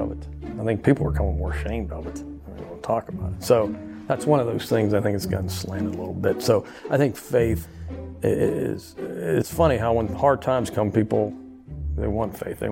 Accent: Uniontown, Pennsylvania, United States; now in Louisiana, United States; here I am from Uniontown, Pennsylvania.

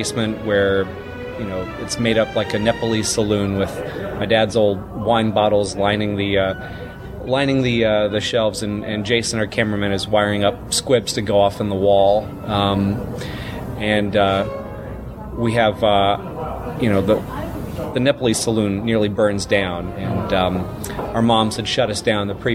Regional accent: Mississippi, United States; As a 11 and 12-year-old, respectively, growing up in Mississippi in the 80s

